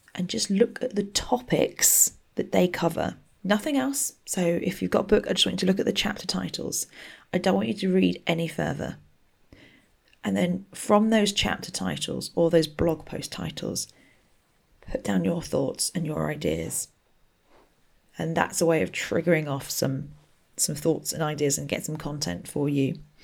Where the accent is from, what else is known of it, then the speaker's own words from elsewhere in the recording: Berkshire, South East England, United Kingdom; I grew up in Berkshire